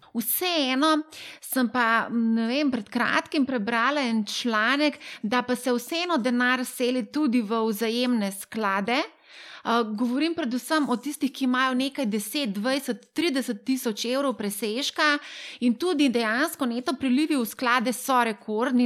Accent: Slovenia

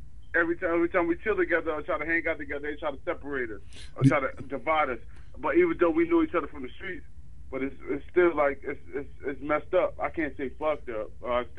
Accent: New Jersey, United States; I'm from Jersey

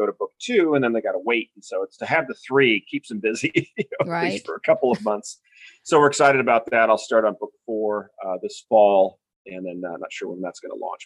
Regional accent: Newport Beach, California, United States; moved away; also born or lived in Wellesley, Massachusetts; I'm originally from Newport Beach, California

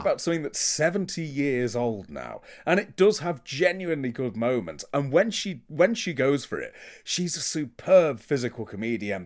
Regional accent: United Kingdom; I'm British.

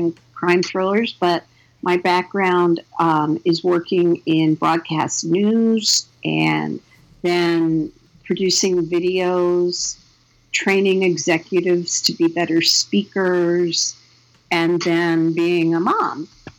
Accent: Washington, District of Columbia, United States; now in Chicago, United States; I'm originally from the East Coast. I grew up in Washington, D.C. And I now live in Chicago. I've lived in Chicago for about more years than I care to mention.

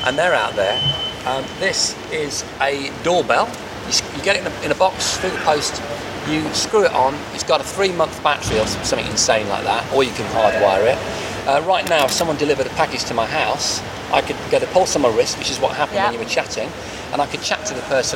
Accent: Wordsley, West Midlands, United Kingdom; I'm from Wordsley originally. And I feel a real connection to this area.

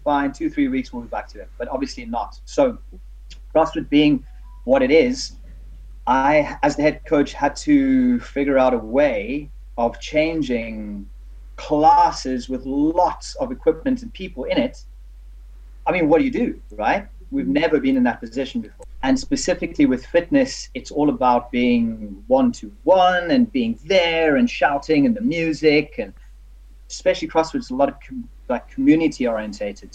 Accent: South Africa; now in United Kingdom; I'm South African

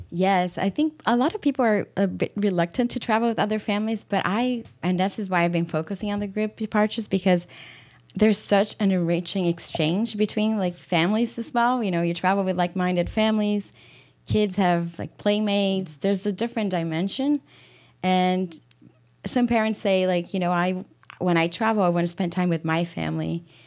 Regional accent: Brazil; moved away as an adult; also born or lived in Europe / Washington, D.C. / Madrid; now in Michigan, United States; I am from Brazil, born and raised

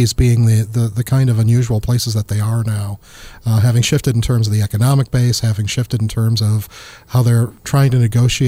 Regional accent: Chicago, Illinois, United States; and I'm from Chicago

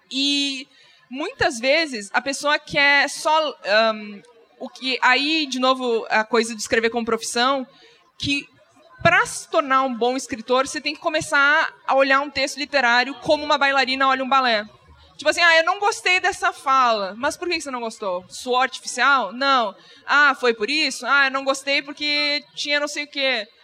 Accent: Rio Grande do Sul, Brazil; Eu sou gaúcho, a imagem tem que existir.

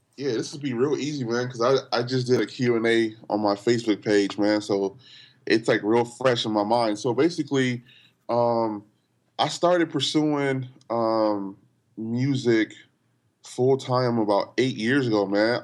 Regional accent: Los Angeles, California, United States; I grew up in L

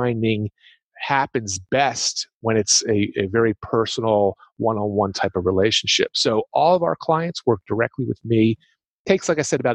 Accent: Philadelphia, Pennsylvania, United States; I'm from the Philadelphia, Pennsylvania area, so you get that kind of accent

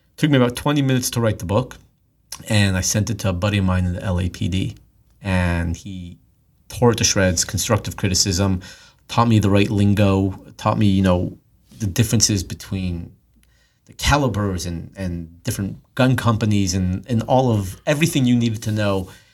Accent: Los Angeles, California, United States; I grew up in Los Angeles

